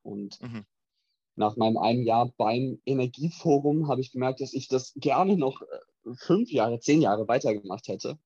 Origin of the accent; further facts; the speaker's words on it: Berlin, Germany; moved away as an adult; now in Aachen, Germany; drei Monate in Berlin, wo ich herkomme.